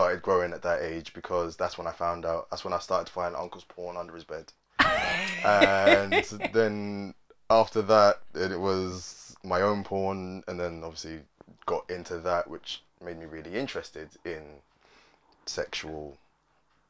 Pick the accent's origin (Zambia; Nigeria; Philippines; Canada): Nigeria; I'm Nigerian, so my mum raised me